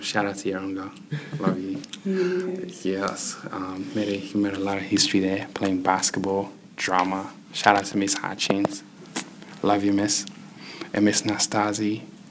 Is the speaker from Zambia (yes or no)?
yes; Zambia; also born or lived in Kinshasa, DR Congo / Zimbabwe; now in Australia; I'm from Congo. Born in Kinshasa, raised in Zambia and Zimbabwe, came to Australia in 2005.